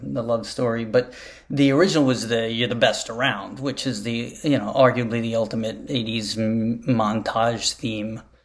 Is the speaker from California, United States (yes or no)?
no; New York, United States; I was from New York